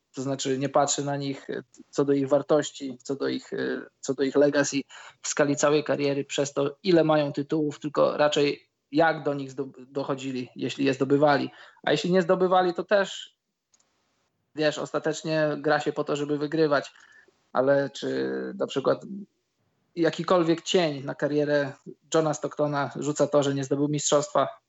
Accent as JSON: {"language": "Polish", "country": "Poland", "said": "my żyjąc w Polsce"}